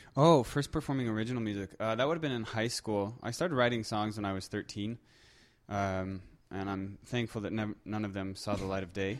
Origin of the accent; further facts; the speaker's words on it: Colorado, United States; moved away as an adult; also born or lived in southern Germany; now in Manitoba, Canada; I'm originally from Colorado